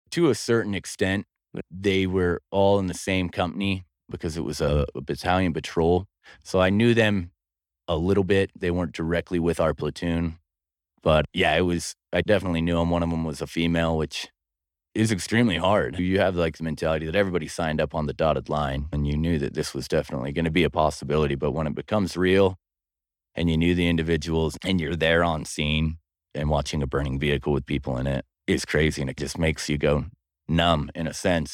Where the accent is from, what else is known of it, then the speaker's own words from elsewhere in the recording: Pocatello, Idaho, United States; I was born and raised here in Pocatello, Idaho